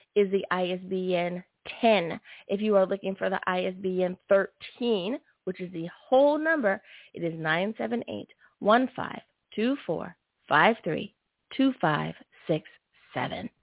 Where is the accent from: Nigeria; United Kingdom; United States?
United States; my home country, the good old U.S. of A.